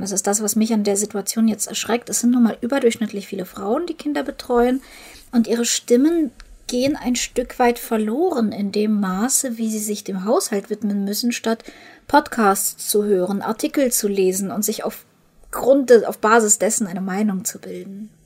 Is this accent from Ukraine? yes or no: yes; Ukraine; moved away; Ich komme ja aus der Ukraine